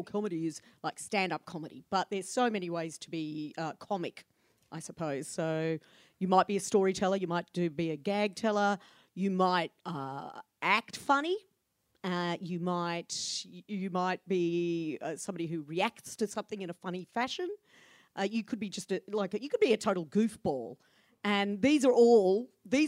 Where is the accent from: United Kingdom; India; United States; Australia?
Australia; Ballarat, Victoria; now in Melbourne, Australia; I grew up in Ballarat